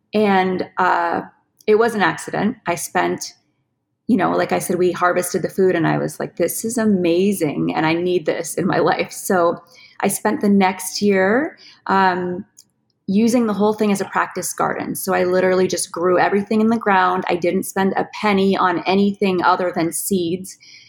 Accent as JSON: {"language": "English", "region": "California", "country": "United States", "said": "We came from California near LA, and life was very chaotic"}